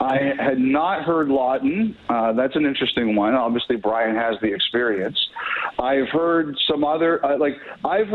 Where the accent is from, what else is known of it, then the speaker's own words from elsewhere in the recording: Canada; I'm a Canadian.